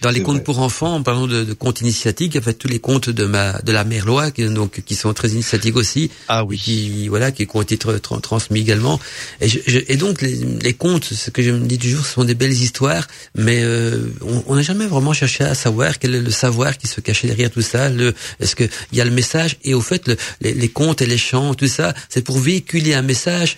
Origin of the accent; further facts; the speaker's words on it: Belgium; accent: Belgian; avec mon accent belge